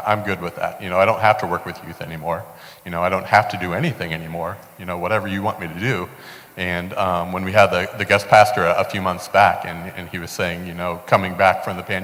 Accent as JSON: {"language": "English", "town": "Fort Wayne", "region": "Indiana", "country": "United States", "tie": "born or raised there", "moved": "as an adult", "lives_now": "Cleveland, United States", "said": "I was born and raised in Fort Wayne, Indiana. Lived there my entire life up until last summer."}